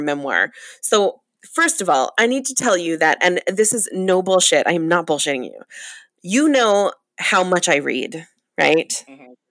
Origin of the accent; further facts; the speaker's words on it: Long Island, New York, United States; the town that I grew up in on Long Island